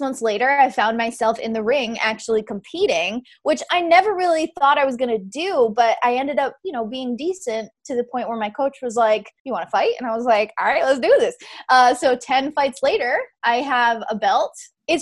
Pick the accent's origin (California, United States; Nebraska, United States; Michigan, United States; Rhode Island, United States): Rhode Island, United States; I grew up in Rhode Island, still here, born and bred.